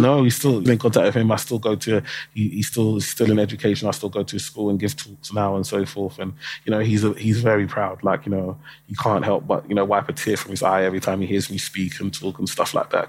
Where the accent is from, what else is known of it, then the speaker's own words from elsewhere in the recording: London, United Kingdom; I, I grew up in um, Tower Hamlets in East London